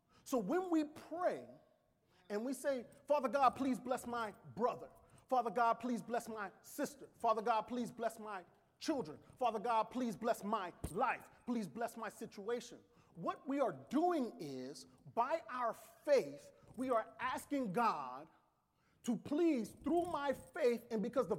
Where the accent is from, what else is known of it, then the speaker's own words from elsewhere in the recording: New Orleans, Louisiana, United States; I am from New Orleans.